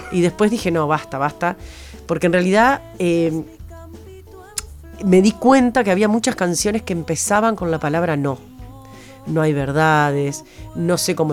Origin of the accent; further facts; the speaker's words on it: Paysandú, Uruguay; yo soy de Paysandú, me imaginaba una señora casada, con hijos, en Paysandú